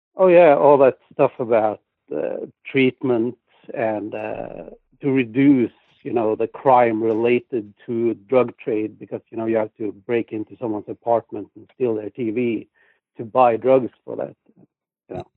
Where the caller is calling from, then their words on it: Norway; I'm calling from Norway.